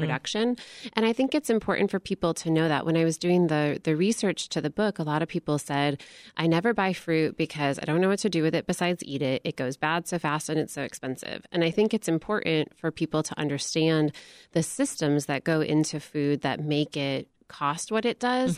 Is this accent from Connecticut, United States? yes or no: no; Michigan, United States; I grew up in Michigan